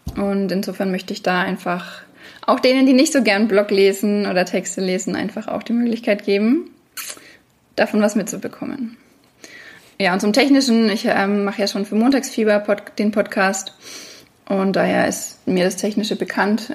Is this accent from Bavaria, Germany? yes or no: yes; Franconia, near Bamberg, Bavaria, Germany; moved away; also born or lived in Würzburg; ich komme aus Franken, aus der Nähe von Bamberg